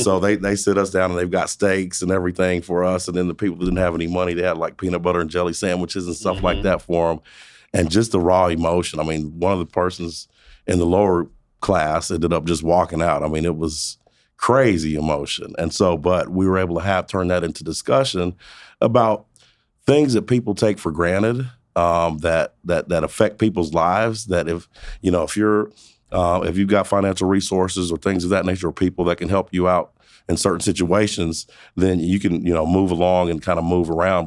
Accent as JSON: {"language": "English", "town": "Protection", "region": "Kansas", "country": "United States", "tie": "born or raised there", "also_born_or_lived": "Montgomery, Alabama", "lives_now": "Wichita, United States", "said": "I was born in Montgomery, Alabama. Lived there the first 10 years of my life. My parents split. Uh, we ended up moving back to my mother's hometown, which is Protection, Kansas"}